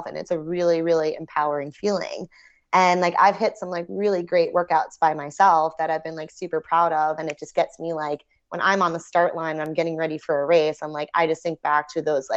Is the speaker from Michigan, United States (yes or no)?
no; New York, United States; I grew up in New York